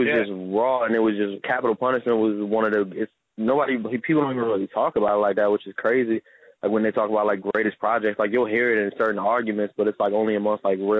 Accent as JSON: {"language": "English", "area": "Howard County", "region": "Maryland", "country": "United States", "said": "I'm 24. I'm from Howard County, Maryland. It's not that far from Baltimore."}